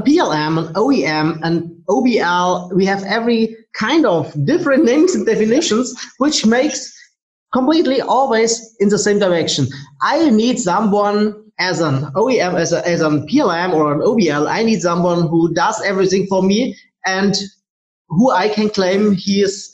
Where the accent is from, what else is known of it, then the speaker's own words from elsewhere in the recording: Germany; I'm from Germany.